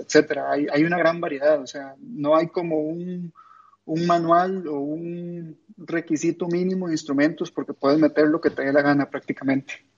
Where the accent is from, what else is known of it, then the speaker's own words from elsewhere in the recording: Costa Rica; en toda Latinoamérica, incluyendo en mi país